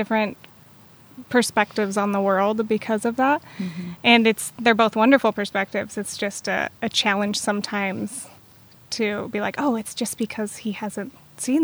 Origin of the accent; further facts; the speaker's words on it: San Luis Obispo, California, United States; also born or lived in Texas; I was raised in San Luis Obispo after the age of 3.